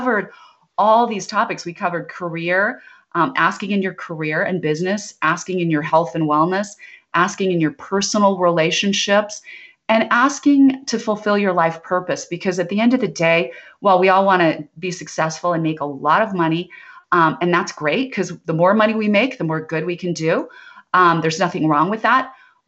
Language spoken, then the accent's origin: English; Idaho, United States; But I grew up in Idaho where we had a lot of potatoes, but no mangoes.